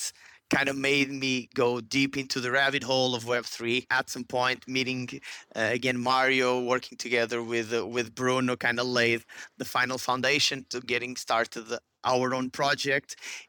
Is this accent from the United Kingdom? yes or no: no; Porto, Norte, Portugal; born there; Well, in short, I was born in Porto, Portugal.